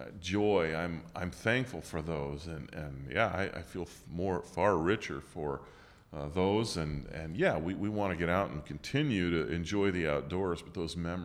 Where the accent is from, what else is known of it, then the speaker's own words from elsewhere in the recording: Utah, United States; moved away as an adult; now in Washington, D.C. area, United States; I grew up in Utah, joined the Air Force, eventually landed in the Washington, D.C. area.